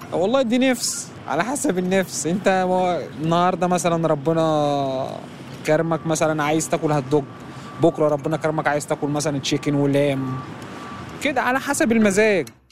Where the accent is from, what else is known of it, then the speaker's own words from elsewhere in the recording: Benha, Qalyubia, Egypt; now in New York, United States; انا من بطا انا من بنها من القليوبيه